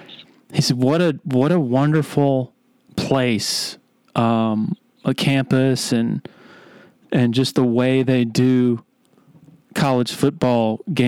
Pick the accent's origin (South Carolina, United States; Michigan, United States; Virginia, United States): South Carolina, United States; Columbia; I had a friend of mine, an old family friend who I grew up with in Columbia